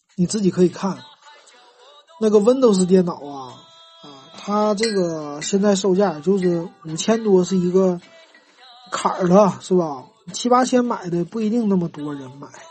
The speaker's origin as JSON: {"language": "Chinese", "region": "Northeast China", "country": "China", "said": "咱们东北人"}